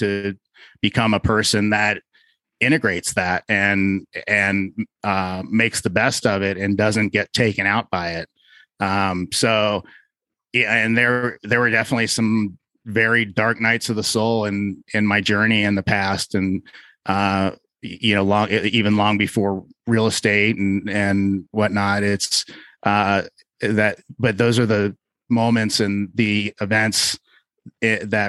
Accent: Cincinnati, Ohio, United States; moved away; I'm originally from Cincinnati, Ohio

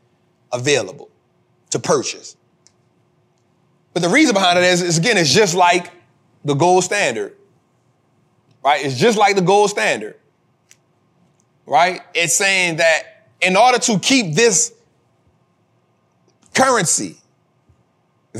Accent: United States; I'm an American. I live here

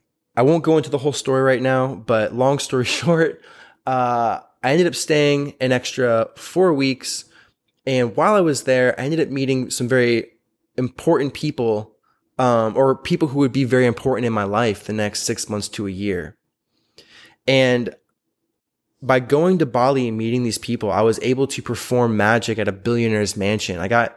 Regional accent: Florida, United States; It was in New York. I was from Florida.

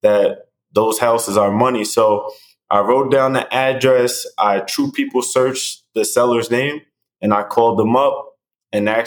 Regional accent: New York City, New York, United States; now in Tampa, United States; I'm from Staten Island, New York

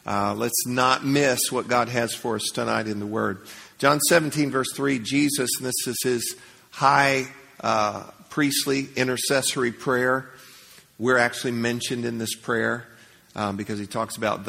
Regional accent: Leesburg, United States; I grew up in Leesburg

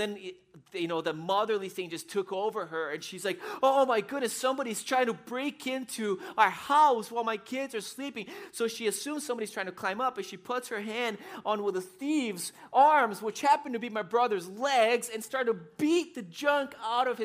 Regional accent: São Paulo, Brazil; moved away; I was 8 years old, and I grew up in Brazil. And in Brazil, we lived in the city in São Paulo

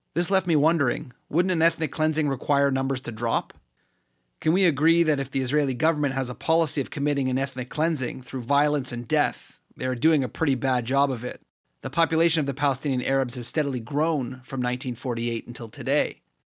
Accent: Canada; me as a Canadian citizen

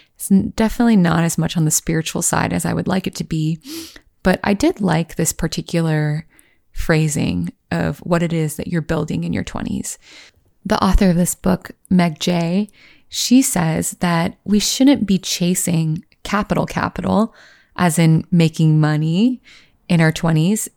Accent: Virginia, United States; moved away as an adult; also born or lived in Los Angeles / New York; I grew up in Virginia

